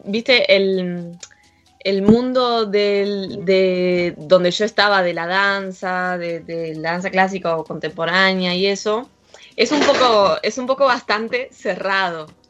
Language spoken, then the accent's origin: Spanish; Buenos Aires conurbano, Buenos Aires Province, Argentina; moved away as an adult; now in Madrid, Spain; yo soy de, Buenos Aires, del conurbano